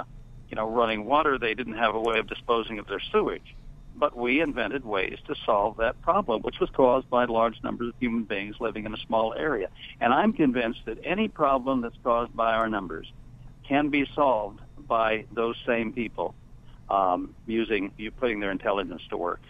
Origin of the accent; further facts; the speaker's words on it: California, United States; now in Shenandoah Valley, Virginia, United States; I'm from California, you understand, and I left in 1995 for rural Virginia